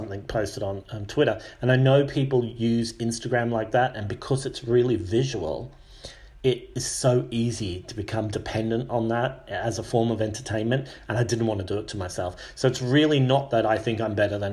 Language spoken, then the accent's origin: English; Australia; moved away; also born or lived in United Kingdom / Mexico; I'm from Australia. And I've lived in the UK for a long time. I've lived in Mexico.